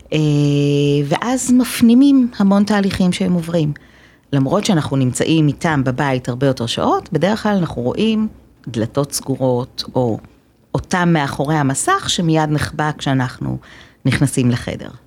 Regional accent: Haifa, Haifa District, Israel; אני, אה, חיפאית גאה מבטן

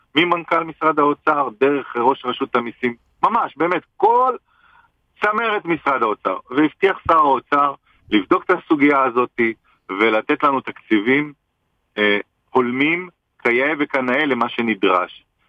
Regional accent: Israel; נולדתי במדינה הזאת, אני גאה לחיות בה ולגדל את ילדיי

